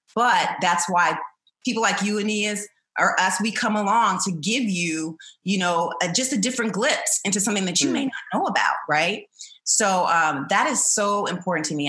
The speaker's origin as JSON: {"language": "English", "town": "Chandler", "region": "Arizona", "country": "United States", "tie": "born or raised there", "said": "I was raised in Chandler, Arizona"}